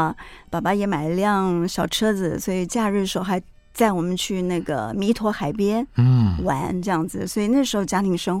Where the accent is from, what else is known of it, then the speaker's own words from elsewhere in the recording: Gangshan, Kaohsiung, Taiwan; also born or lived in Chiayi; 嘉义真的太小了，已经没有什么记忆。我只知道说自己是在那边出生的啊。嗯，然后到了冈山以后，其实真的是我。对我而言是蛮特别的一段童年经历啊，